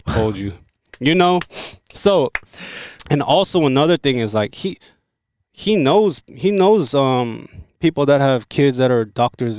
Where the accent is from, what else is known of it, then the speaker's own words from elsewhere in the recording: South Korea; born there; But, yo, I was born in Korea, and there's a lot of things that I can contribute to the Korean market.